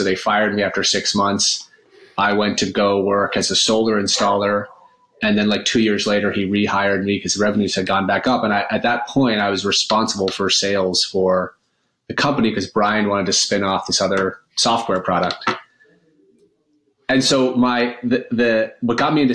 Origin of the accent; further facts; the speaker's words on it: Maine, United States; also born or lived in upstate New York; now in New York, United States; I live in upstate New York now, and I grew up in Maine around a number of self-described hippies